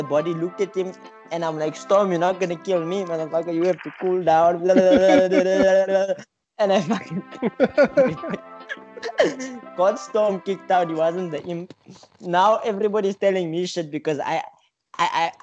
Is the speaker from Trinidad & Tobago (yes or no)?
no; South Africa; I'm from South Africa